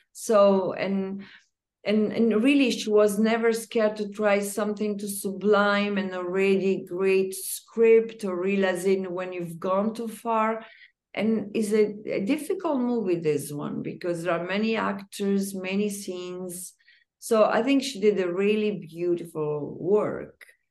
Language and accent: English; Umbria, Italy; I'm Italian, even though I don't come from Rome, I come from Umbria